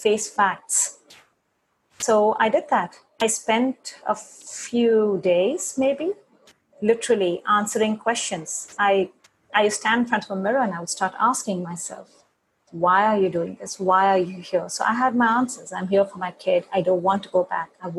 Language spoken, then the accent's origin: English; India; moved away; I come from India